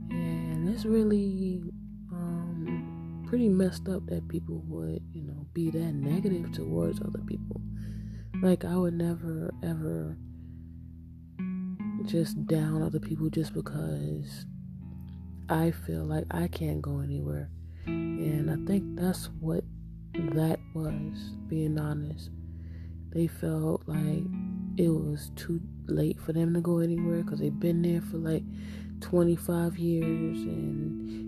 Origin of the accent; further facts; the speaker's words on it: Hempstead, New York, United States; I'm from Hempstead, New York